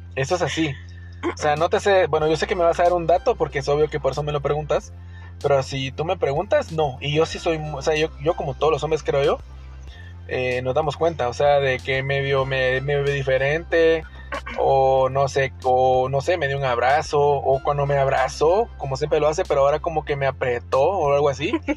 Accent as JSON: {"language": "Spanish", "country": "Guatemala", "said": "yo, ciudadano guatemalteco"}